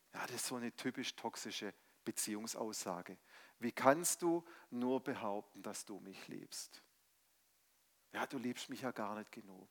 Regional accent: Stuttgart, Baden-Württemberg, Germany; also born or lived in Mainz; ich komme ursprünglich aus Stuttgart, bin wieder nach Stuttgart zurückgezogen

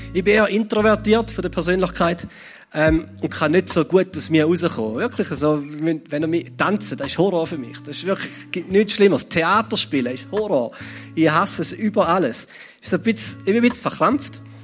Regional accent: Switzerland; als Schweizer

